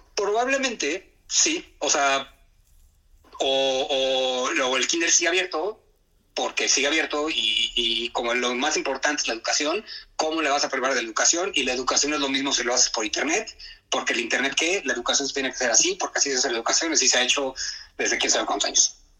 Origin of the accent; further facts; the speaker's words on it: Mexico; moved away as an adult; now in Nagoya, Japan; estoy yo que de México